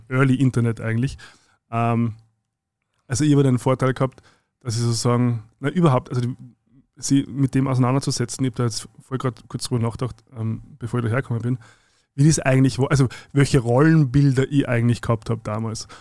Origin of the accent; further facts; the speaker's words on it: Zwettl, Lower Austria, Austria; now in Vienna, Austria; nach Zwettlein rodeln, wo ich herkomme